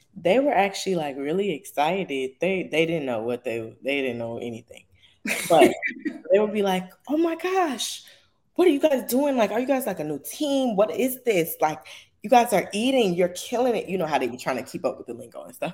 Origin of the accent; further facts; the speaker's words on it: Chicago, Illinois, United States; I'm from Chicago